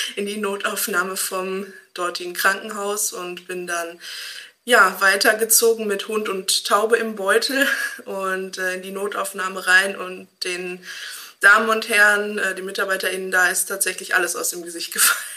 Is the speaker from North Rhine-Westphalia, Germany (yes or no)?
yes; Hamm, North Rhine-Westphalia, Germany; ich komme aus Hamm